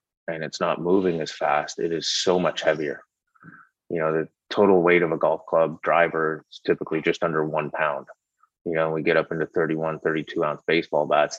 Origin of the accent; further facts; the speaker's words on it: Canada; moved away; I'm from Canada